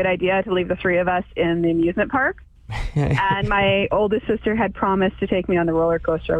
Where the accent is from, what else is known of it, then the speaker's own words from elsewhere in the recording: British Columbia, Canada; We're from BC